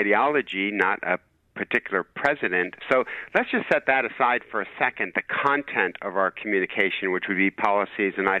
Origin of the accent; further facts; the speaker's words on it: Michigan, United States; I'm from Michigan